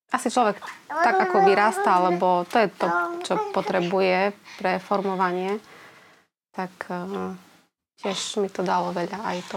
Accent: Slovakia; som z dediny, z uh, ehm, Stranovnice. Tam som vlastne celý čas žila

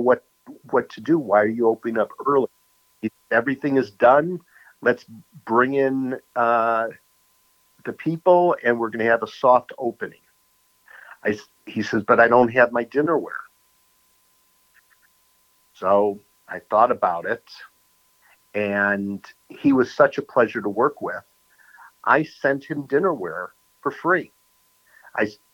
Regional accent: New York City, New York, United States; also born or lived in Arizona; now in Wisconsin, United States; From New York City

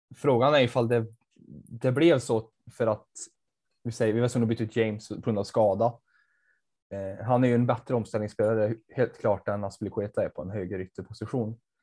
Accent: Värmland, Sweden; jag kommer från Värmland

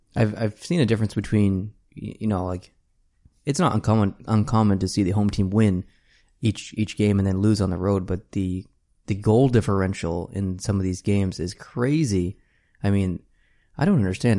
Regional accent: Canada; as a Canadian

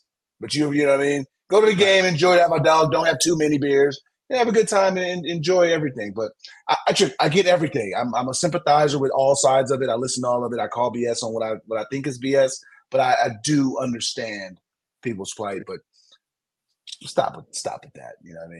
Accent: San Diego, California, United States; I'm from San Diego.

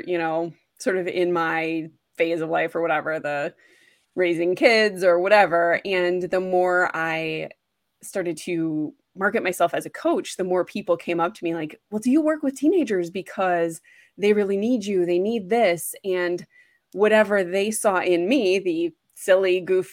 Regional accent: Wisconsin, United States; moved away as an adult; also born or lived in Boston / Washington, D.C. area; I'm from Wisconsin. I lived in Boston, went to school there, and then moved into the DC area for a while.

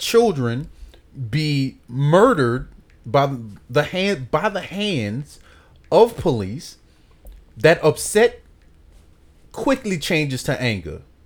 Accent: New Orleans, Louisiana, United States; I grew up in the Magnolia Projects.

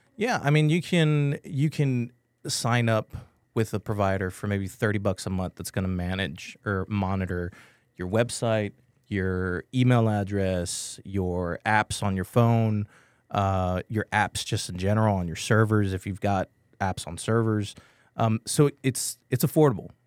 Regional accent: San Antonio, Texas, United States; I'm from San Antonio, I'm born and raised from here.

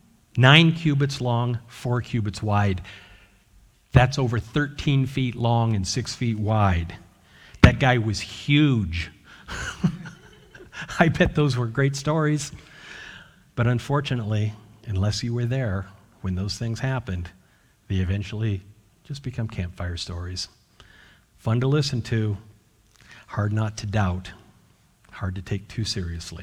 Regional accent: Washington, United States; moved away; also born or lived in Utah; I was born in Utah, grew up mostly in Washington State

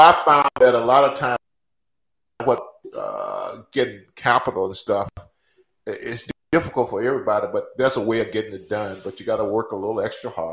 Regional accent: Natchez, Mississippi, United States; moved away; I'm going back to my hometown

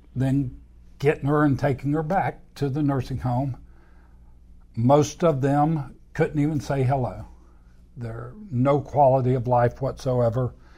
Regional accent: Anchorage, Alaska, United States; I was born in Anchorage, Alaska

